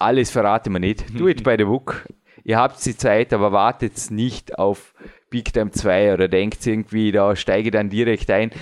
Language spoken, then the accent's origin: German; Austria; bei uns in Österreich